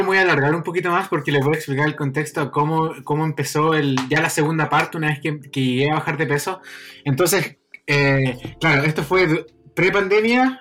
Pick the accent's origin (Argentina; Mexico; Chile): Chile; Concepción, Biobío; en Concepción, que es la ciudad donde yo nací